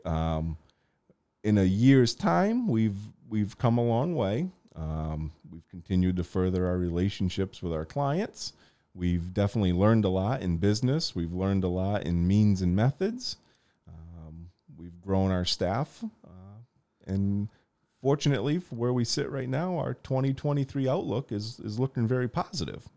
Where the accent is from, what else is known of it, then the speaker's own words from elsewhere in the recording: Portland, United States; as a young kid growing up in Portland